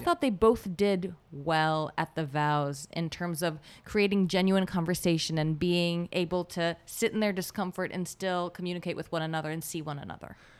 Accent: Israel; English is a second language; now in United States; I'm from Israel

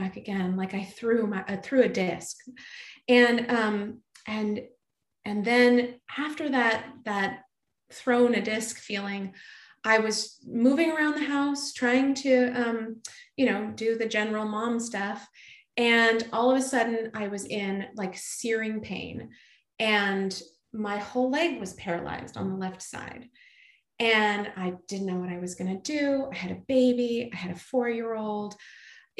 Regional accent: California, United States; I grew up in California

